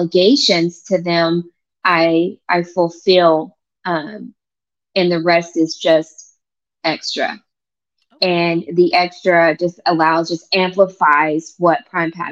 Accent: Oklahoma, United States; moved away as an adult; now in Virginia Beach, United States; I'm actually from Oklahoma. I'm a native Oklahoman

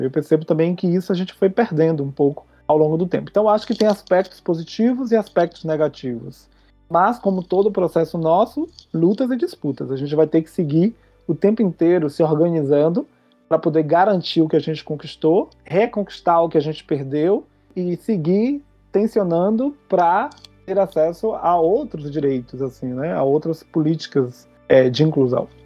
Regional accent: Feira de Santana, Bahia, Brazil; moved away as an adult; also born or lived in Valença, Bahia / Chile / Australia; now in Porto Alegre, Brazil; Eu venho do interior da Bahia, de uma cidade chamada Feira de Santana

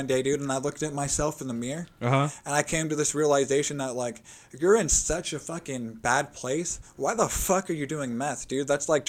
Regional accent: Long Beach, California, United States; also born or lived in Westminster, California; now in Bakersfield, United States; So I'm originally from Long Beach.

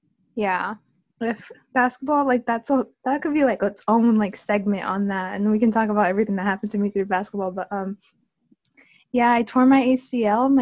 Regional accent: Santa Ana, California, United States; I grew up in Santana. Really, part of that 714 culture.

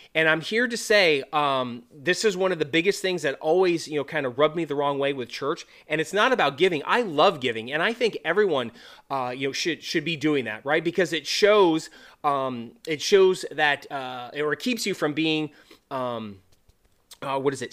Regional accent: California, United States; moved away as an adult; also born or lived in North Dakota / Montana / Wyoming / Florida; I'm originally from California

